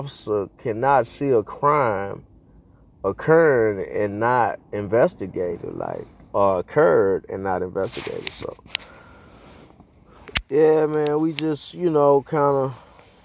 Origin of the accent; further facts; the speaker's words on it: Houston, Texas, United States; moved away; I grew up in Houston